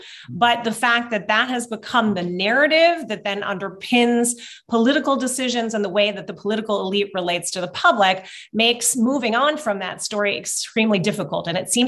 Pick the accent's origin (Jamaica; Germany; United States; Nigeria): Germany; Wiesbaden, Hesse; It's closer for me to drive to Kiev now here than to my hometown of Wiesbaden.